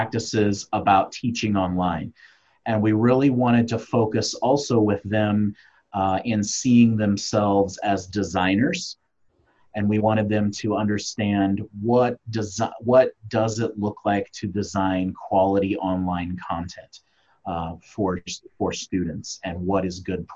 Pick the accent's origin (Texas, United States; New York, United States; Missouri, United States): Missouri, United States; Kansas City; I am from Kansas City, Missouri.